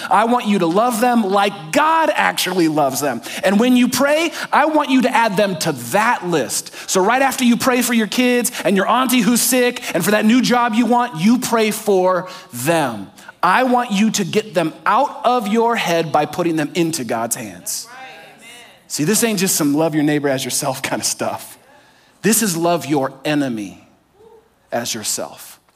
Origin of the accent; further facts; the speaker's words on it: California, United States; I grew up in California